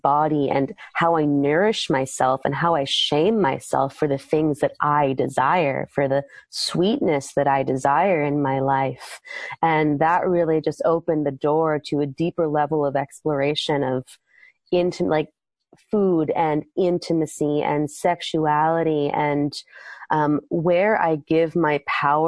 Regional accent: East Coast, United States; moved away as an adult; also born or lived in Maryland / California; I'm from the East Coast originally

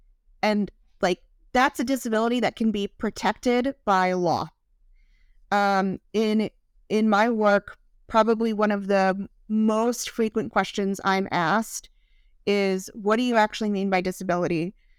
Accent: Louisiana, United States; and I'm originally from Southern Louisiana. So if you hear me say y'all during this podcast, I will never stop saying it.

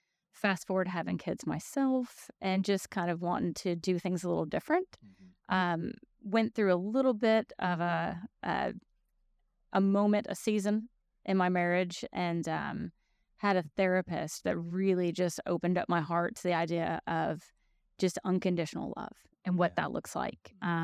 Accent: Tennessee, United States; also born or lived in Chicago; I was born in Chicago, but I was raised here in Middle Tennessee.

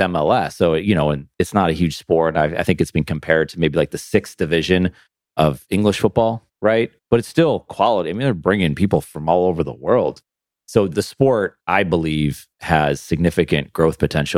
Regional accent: Western New York, United States; moved away; also born or lived in South Carolina; I'm from New York State, you know, Western New York

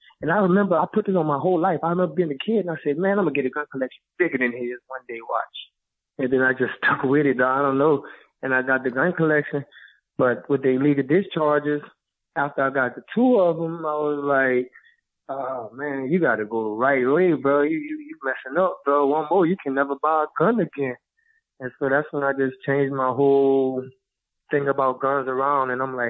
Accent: Louisiana, United States; Yep. Born and raised.

